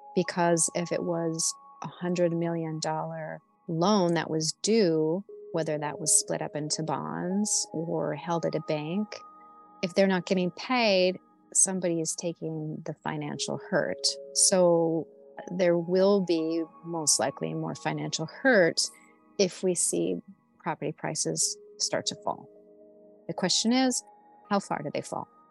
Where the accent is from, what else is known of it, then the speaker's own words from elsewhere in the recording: Midwest, United States; I'm just from the Midwest